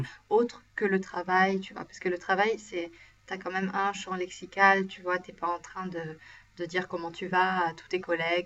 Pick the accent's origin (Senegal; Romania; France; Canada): France; now in Sweden; moi je suis française